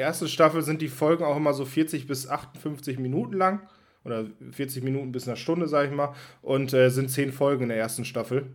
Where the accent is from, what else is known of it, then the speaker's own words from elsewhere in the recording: Germany; als Deutscher